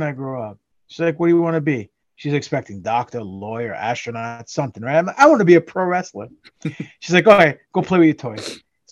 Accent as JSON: {"language": "English", "town": "New York City", "region": "New York", "country": "United States", "tie": "born or raised there", "moved": "as an adult", "lives_now": "Los Angeles, United States", "said": "Grew up in Queens, went to school in Queens, went to Queens College."}